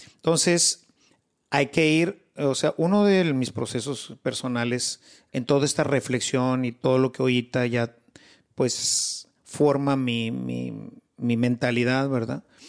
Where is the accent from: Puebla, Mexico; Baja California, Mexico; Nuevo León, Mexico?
Nuevo León, Mexico; Monterrey; also born or lived in Mexico City; nací en la Ciudad de México, pero siendo pues muy pequeño me, se vino mi familia para acá. Aquí hice todos mis estudios